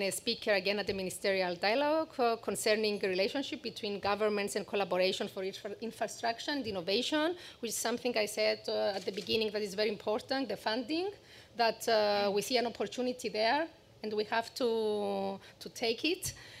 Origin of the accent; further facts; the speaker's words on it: Famagusta, Cyprus; You are also from Famagusta, and I'm also from Famagusta